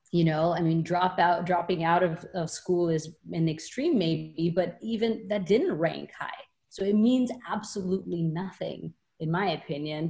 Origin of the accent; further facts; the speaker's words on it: India; moved away as an adult; I went to school in India from age 10 to 18.